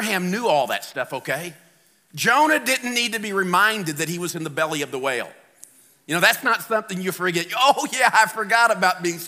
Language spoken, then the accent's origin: English; St. Louis, Missouri, United States; I'm from St. Louis